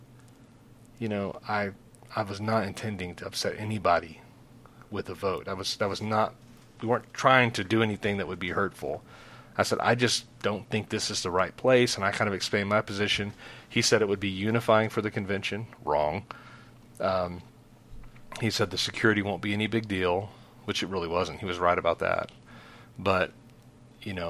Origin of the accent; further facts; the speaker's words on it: Texas, United States; we're from Texas.